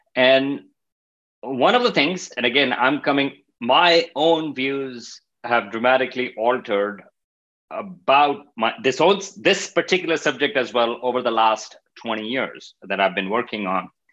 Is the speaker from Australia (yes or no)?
no; Pakistan; moved away as an adult; also born or lived in Stony Brook, New York; I'm coming from Pakistan